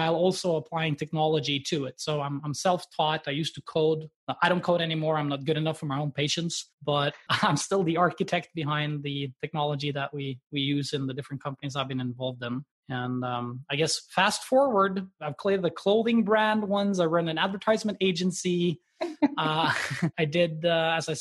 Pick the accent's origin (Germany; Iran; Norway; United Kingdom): Norway; me being Norwegian and growing up in Norway